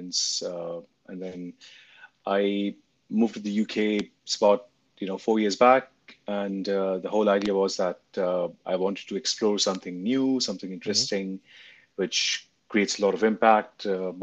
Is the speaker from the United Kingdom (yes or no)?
no; India; moved away; I was born and raised in India for a large part of my life